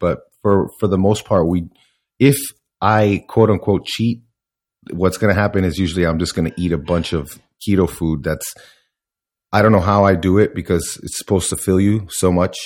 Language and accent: English; Miami, Florida, United States; I, I grew up in Miami